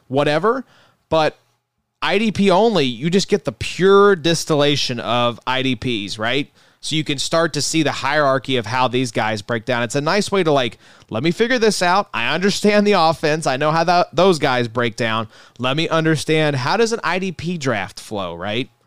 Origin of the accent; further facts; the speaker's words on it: Kentucky, United States; We're from Kentucky